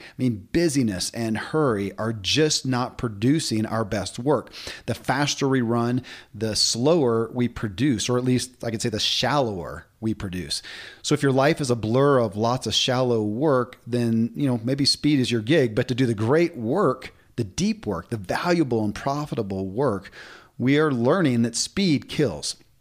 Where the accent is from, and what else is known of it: Kentucky, United States; born or raised there